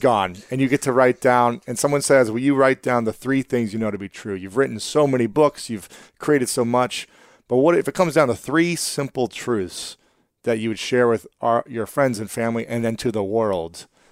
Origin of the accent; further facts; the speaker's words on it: Delaware, Ohio, United States; I'm actually from Delaware, Ohio